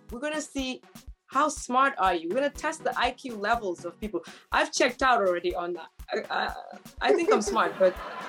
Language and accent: English; Nigeria; accent: Nigerian; Hey, my sister, let me use my Nigerian accent.